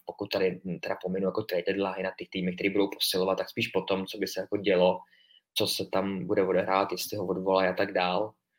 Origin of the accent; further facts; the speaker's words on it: Czechia; jsme z České republiky